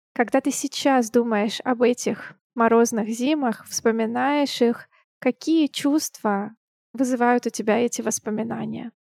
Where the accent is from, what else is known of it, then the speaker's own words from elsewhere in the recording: Siberia, Russia; now in Saint Petersburg, Russia; как и я, сибиряк